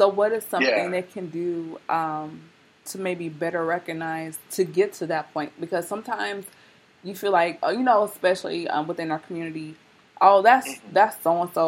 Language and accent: English; Tennessee, United States; accent: Southern; now in West Coast, United States; I'm from Tennessee